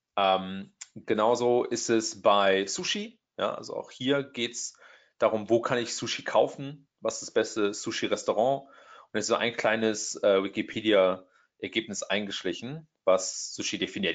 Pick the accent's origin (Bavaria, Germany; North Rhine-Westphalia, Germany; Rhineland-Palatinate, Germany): Rhineland-Palatinate, Germany; Trier; moved away as an adult; also born or lived in Hamburg, Germany; now in Silicon Valley, United States; ich bin aus Deutschland ursprünglich, ähm, aus der Ecke Trier